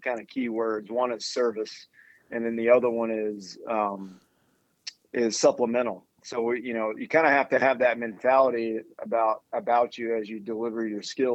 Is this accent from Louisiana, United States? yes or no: yes; Louisiana, United States; also born or lived in Las Vegas, Nevada / Ann Arbor, Michigan / Colorado Springs, Colorado; now in College Station, United States; From the South, I grew up in Louisiana